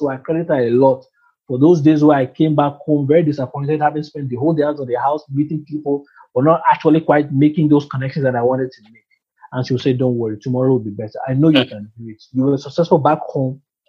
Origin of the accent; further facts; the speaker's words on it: India; moved away as an adult; also born or lived in Dubai; I come from India. I've been based in Dubai for the past 10 years.